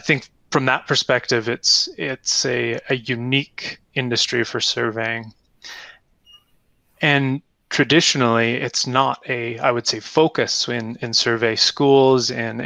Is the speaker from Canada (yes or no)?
yes; Canada; moved away; I'm originally from Canada